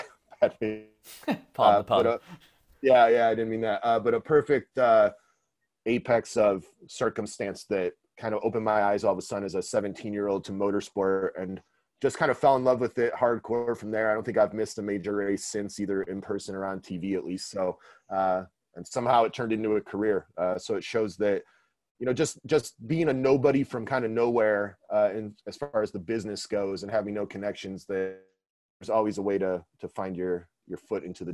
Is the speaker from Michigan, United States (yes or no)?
yes; Detroit, Michigan, United States; I'm from Detroit.